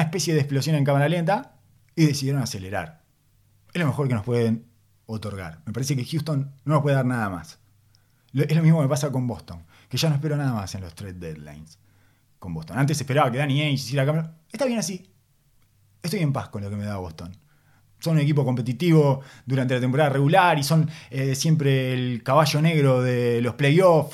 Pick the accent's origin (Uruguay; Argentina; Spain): Uruguay; accent: Uruguayan; first language Spanish (Uruguayan); tengo demasiado metido adentro el uruguayo, mi lengua materna